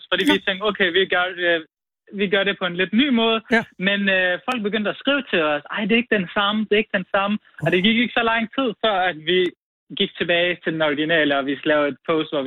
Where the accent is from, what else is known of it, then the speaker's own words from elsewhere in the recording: Nykøbing Mors, North Denmark Region, Denmark; moved away as an adult; also born or lived in Aalborg; og så flyttede jeg fra Nykøbing Mors for at studere.